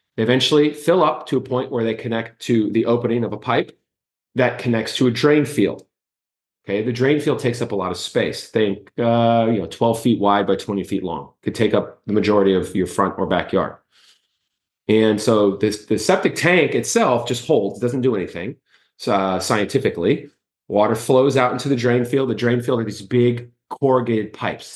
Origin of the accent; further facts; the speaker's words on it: Miami, Florida, United States; now in Orlando, United States; I grew up in Miami, I'm from Kendall